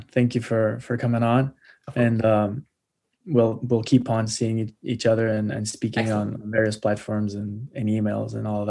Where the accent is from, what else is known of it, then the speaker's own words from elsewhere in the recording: Portugal; I'm Portuguese